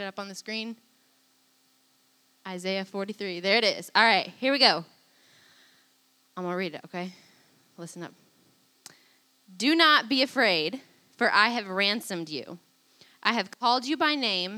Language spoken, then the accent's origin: English; Wilton, United States; also born or lived in Springfield, Missouri; I'm from Wilton